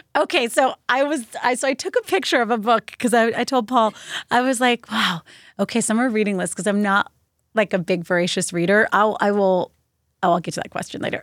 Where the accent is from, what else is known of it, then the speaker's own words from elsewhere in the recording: Virginia, United States; I grew up in Virginia